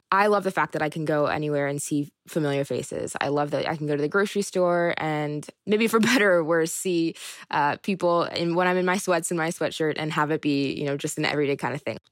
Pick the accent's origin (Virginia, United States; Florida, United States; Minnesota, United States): Virginia, United States; Fluvanna; also born or lived in Charlottesville; I was born in Fluvanna, but in a, a lot of ways Charlottesville raised me